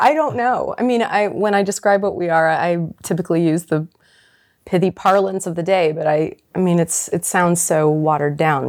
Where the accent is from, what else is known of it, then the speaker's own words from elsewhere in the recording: Kansas, United States; moved away as an adult; also born or lived in New York / Los Angeles / London / Berlin; I'm from a small town in Kansas with one stoplight not far from here.